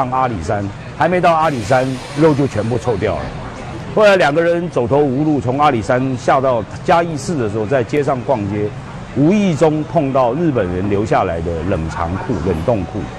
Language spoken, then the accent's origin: Chinese; Jiangsu-Zhejiang, China; 那像我们一般，我们江浙人就是做一些家乡菜啦，有时候江浙人吃的比较精致一点，所以菜的种类比较多一点。妈妈也是上海，那尤其像腌笃鲜是我们的家乡菜。